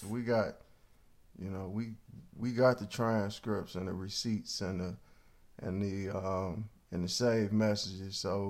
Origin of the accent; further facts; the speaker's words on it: Cleveland, Ohio, United States; first off, I'm from Cleveland, so I know when somebody's trying to finesse you, and I know when somebody's not being real.